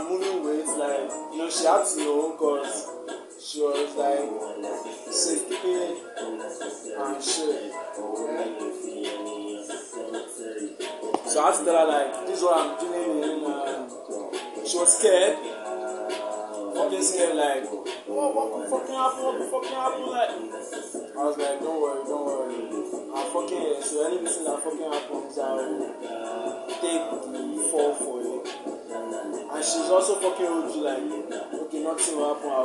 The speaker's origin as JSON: {"language": "English", "town": "Akure", "region": "Ondo", "country": "Nigeria", "tie": "born or raised there", "also_born_or_lived": "Lagos", "said": "Akure is my hometown"}